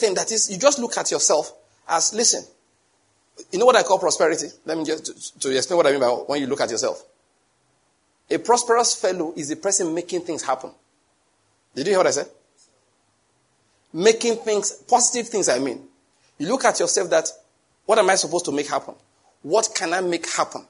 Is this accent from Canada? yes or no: no; Nigeria; I'm a Nigerian